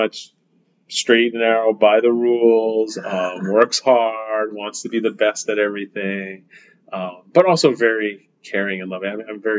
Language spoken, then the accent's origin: English; Oahu, Hawaii, United States; also born or lived in Maui, Hawaii / Gonzaga University, Washington; So I was born here on Oahu. And I went to elementary school at Aina Haina, actually spent a couple of years at Iolani.